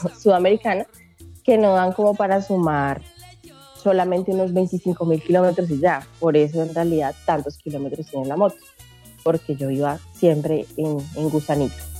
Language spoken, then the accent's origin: Spanish; Colombia; moved away as an adult; also born or lived in Brazil; Vengo desde Colombia. Salí en una pequeñita moto. Estaba viviendo allá pues, los primeros 26 años de mi vida y en este momento les hablo desde Brasil